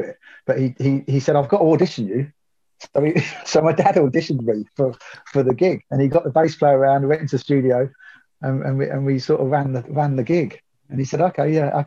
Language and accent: English; Northampton, East Midlands, United Kingdom; moved away; I'm from Northampton originally